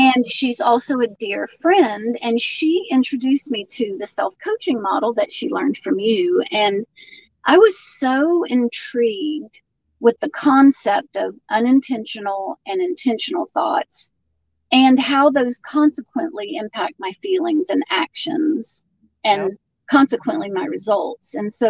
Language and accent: English; Florida, United States; moved away as an adult; now in Acworth, United States; Well, I grew up in Florida, but moved to Georgia the day after I graduated high school. Now I live in Acworth, Georgia, which is about 30 minutes north of Atlanta.